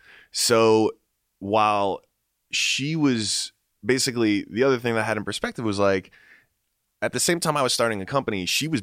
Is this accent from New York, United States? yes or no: yes; New York, United States; born there; Like I was born in New York.